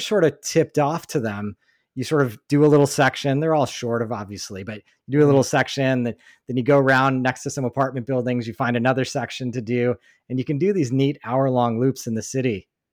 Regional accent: East Coast, United States; moved away; growing up on the East Coast

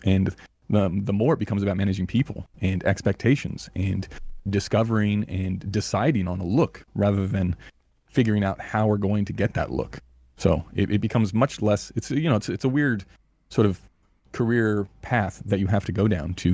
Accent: Los Angeles, California, United States; moved away as an adult; also born or lived in New Zealand / France; now in Perth, Australia; I grew up in Los Angeles

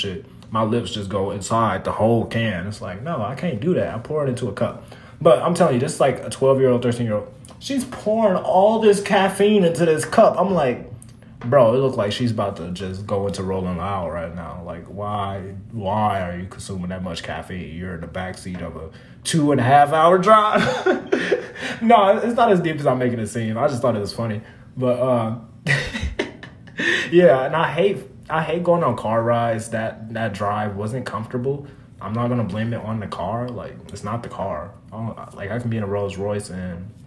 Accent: Minnesota, United States; moved away as an adult; now in Las Vegas, United States; As a Minnesotan, I just moved from Minnesota in May

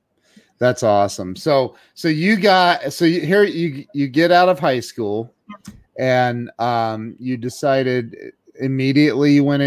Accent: Midwest, United States; also born or lived in Las Vegas; growing up in the Midwest, we lived in Vegas for 13 months

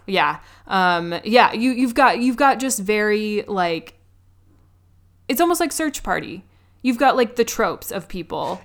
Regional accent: New York, United States; as a New Yorker

